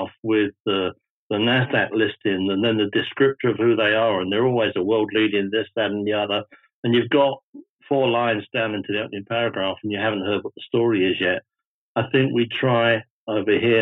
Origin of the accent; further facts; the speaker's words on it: United Kingdom; me as a Brit